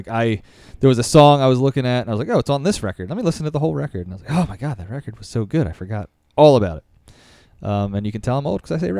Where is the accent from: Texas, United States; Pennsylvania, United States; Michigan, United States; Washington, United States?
Pennsylvania, United States; Philadelphia; I grew up in Roxborough in Philly, and it was Penn Distributors, which was like a big beer distributor for the city.